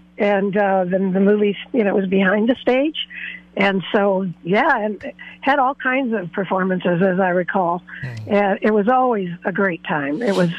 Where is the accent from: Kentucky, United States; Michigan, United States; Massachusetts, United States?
Michigan, United States; Detroit; now in Los Osos, United States; So I grew up in Detroit